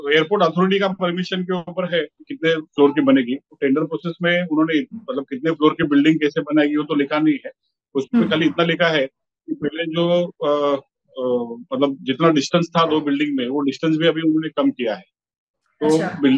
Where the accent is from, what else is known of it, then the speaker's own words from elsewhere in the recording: Mumbai, Maharashtra, India; मेरा जन्म धारावी में हुआ मैं बड़ा धारावी में हुआ यहाँ पे मेरी जिंदगी जी रहा हूँ धारावी में